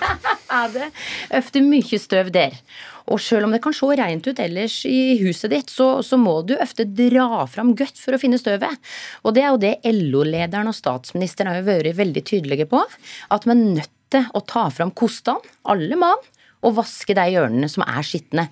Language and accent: Norwegian; Telemark, Norway; … og jeg er fra Telemark